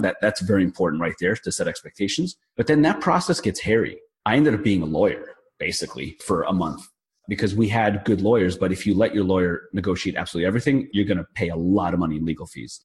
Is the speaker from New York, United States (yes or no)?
yes; New York, United States; I'm from New York